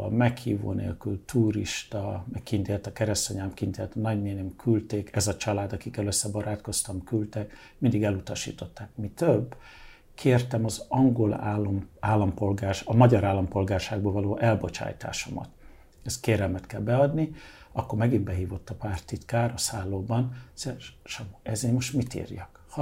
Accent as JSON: {"language": "Hungarian", "region": "England", "country": "United Kingdom", "tie": "born there", "said": "Mert hogy Angliában"}